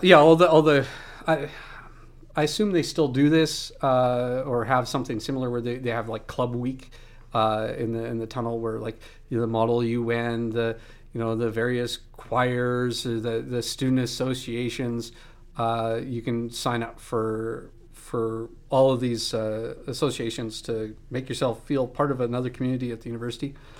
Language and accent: English; outside a small town near Moose Jaw, Saskatchewan, Canada; moved away; I grew up outside of a small town. Uh, and, you know, in the big city for me was Moose Jaw